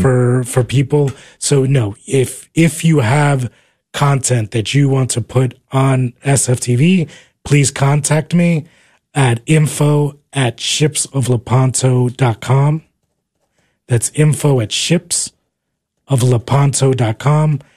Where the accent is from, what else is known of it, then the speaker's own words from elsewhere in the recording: New Jersey, United States; moved away as an adult; also born or lived in Uruguay / New York City, United States; now in Texas, United States; I came here when I was four years old. I was raised in New Jersey